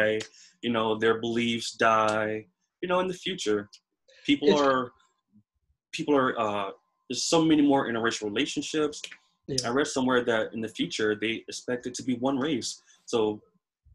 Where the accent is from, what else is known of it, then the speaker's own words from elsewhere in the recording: United States; as an American being born here